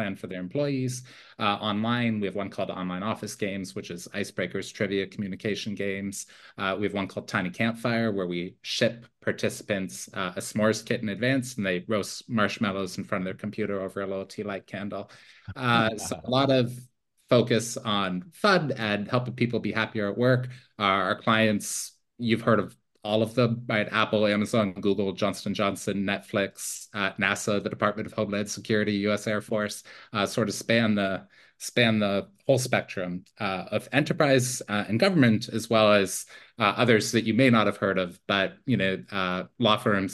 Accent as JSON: {"language": "English", "area": "near Toronto", "region": "Ontario", "country": "Canada", "tie": "born or raised there", "moved": "as an adult", "said": "I'm Canadian originally. I grew up near Toronto."}